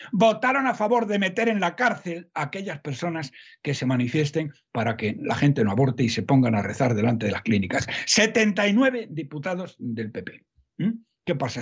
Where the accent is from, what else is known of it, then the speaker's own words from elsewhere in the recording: Salamanca, Castile and León, Spain; aunque yo soy de Salamanca, no soy paisano de todos, más soy de Salamanca.